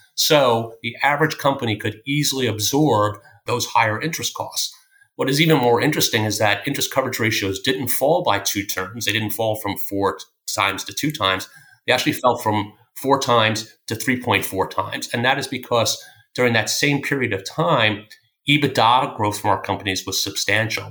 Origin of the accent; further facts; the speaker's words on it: Greenlawn, New York, United States; also born or lived in Philadelphia; I grew up in a town called Green Lawn, which is a small town on the north shore of Long Island